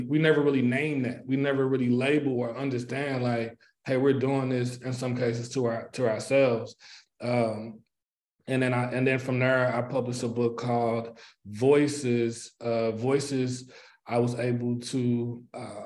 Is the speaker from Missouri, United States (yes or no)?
yes; St. Louis, Missouri, United States; I am from St. Louis, Missouri. I grew up in Moline Acres in the Riverview Garden School District